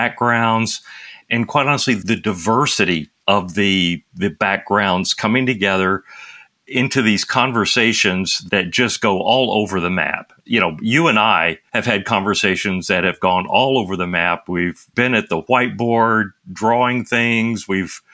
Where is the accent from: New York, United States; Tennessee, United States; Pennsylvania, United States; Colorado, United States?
Tennessee, United States; Nashville; accent: Southern drawl; moved away as an adult; I grew up in Nashville, Tennessee. So you can hear the Southern drawl inside my voice, even though I moved away from home when I was 18